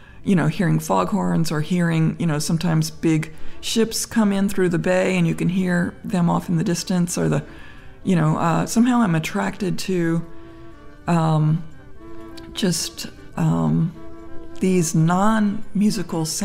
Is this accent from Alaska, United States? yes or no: no; Memphis, Tennessee, United States; now in Berkeley, United States; I grew up in Memphis